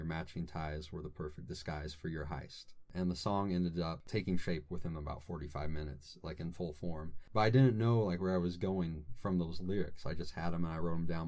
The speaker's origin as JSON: {"language": "English", "town": "Robinson", "region": "Illinois", "country": "United States", "moved": "as an adult", "lives_now": "Fort Wayne, United States", "said": "Southern Illinois, a little town called Robinson."}